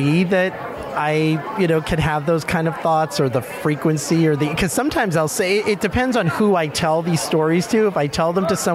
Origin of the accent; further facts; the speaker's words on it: Boston, Massachusetts, United States; I am from Boston, Massachusetts